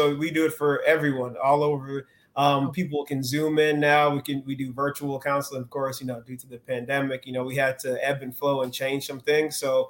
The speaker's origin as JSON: {"language": "English", "town": "Stone Mountain", "region": "Georgia", "country": "United States", "tie": "born or raised there", "said": "Stone Mountain was fun. Like, I had some really good experiences. Stone Mountain is very hilly, right? So we did a lot of bike riding."}